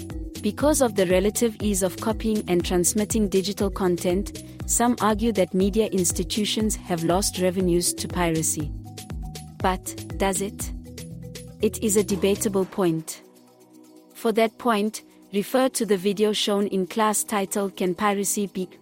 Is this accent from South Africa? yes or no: yes; South Africa; We are both from South Africa. And this is our city.